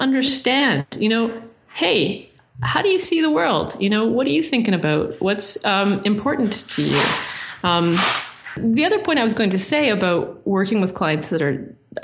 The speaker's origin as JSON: {"language": "English", "town": "Toronto", "region": "Ontario", "country": "Canada", "said": "I come from Toronto where it's very mixy"}